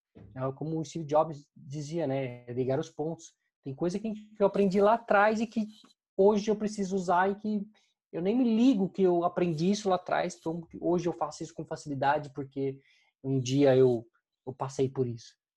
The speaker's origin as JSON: {"language": "Portuguese", "country": "Brazil", "said": "a gente, como brasileiro"}